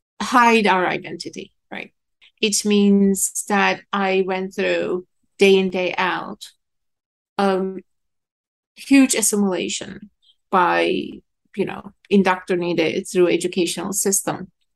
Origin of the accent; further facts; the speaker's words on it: Istanbul, Turkey; moved away as an adult; now in New York, United States; Istanbul. I'm the first generation. I'm second of the five kids. We all grew in Istanbul. We're born and raised in Istanbul. So it's almost a custom for Kurds to, you know, keep moving